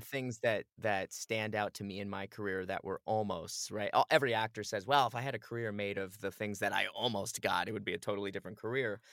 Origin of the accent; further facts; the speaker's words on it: Phoenix, Arizona, United States; moved away; I grew up in Phoenix, Arizona.